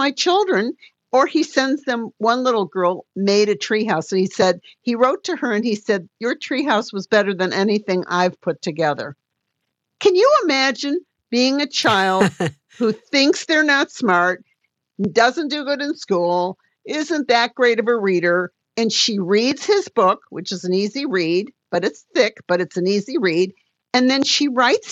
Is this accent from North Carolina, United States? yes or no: no; Detroit, Michigan, United States; I'm from Detroit and I'm Motown